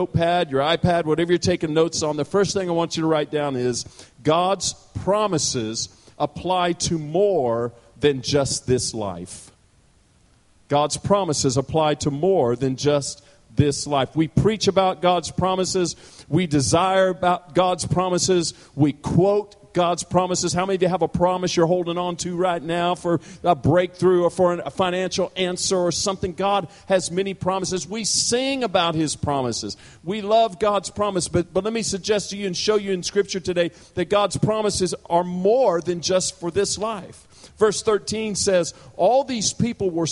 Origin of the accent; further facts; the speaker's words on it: Parsons, Kansas, United States; now in Douglasville, United States; I was born and raised in Parsons, Kansas, southeast Kansas